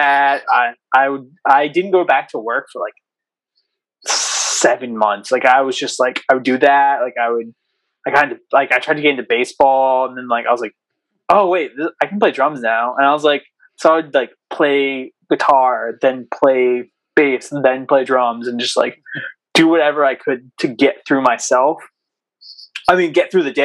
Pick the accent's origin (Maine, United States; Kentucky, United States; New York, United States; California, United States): Maine, United States; Southern; I live in Southern Maine, our new singer, actually, I live with our new singer, Dylan. So we now live in the same house, but we're both from Southern Maine